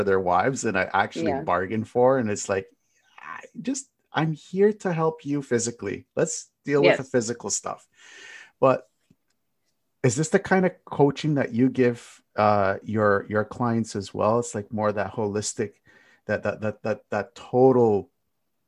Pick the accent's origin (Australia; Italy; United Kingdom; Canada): Canada; as a Canadian